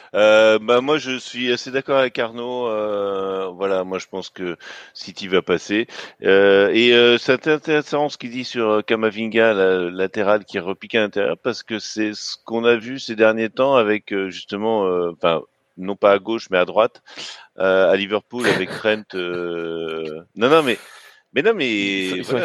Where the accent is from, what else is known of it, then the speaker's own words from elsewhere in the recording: Breton, Brittany, France; je suis un breton solide qui boit de la bière.